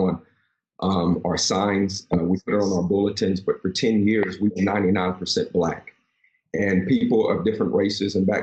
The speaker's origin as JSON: {"language": "English", "region": "West Virginia", "country": "United States", "moved": "yes", "lives_now": "Gainesville, United States", "said": "I'm originally from West Virginia"}